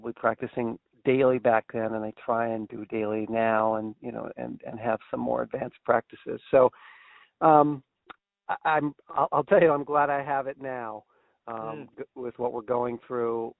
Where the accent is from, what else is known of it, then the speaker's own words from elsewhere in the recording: Brunswick, Maine, United States; my hometown of Brunswick, Maine